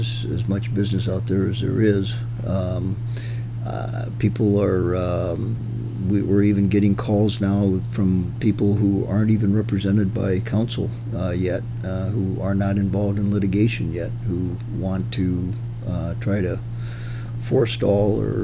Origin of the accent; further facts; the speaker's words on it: Sioux City, Iowa, United States; moved away as an adult; also born or lived in Kansas City; now in Omaha, United States; I grew up in Sioux City